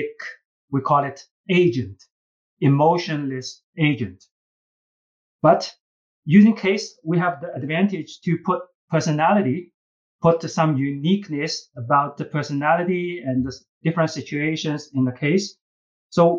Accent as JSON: {"language": "English", "country": "China", "second_language": "English", "moved": "yes", "said": "you can tell from my accent, I'm first generation immigrant from China."}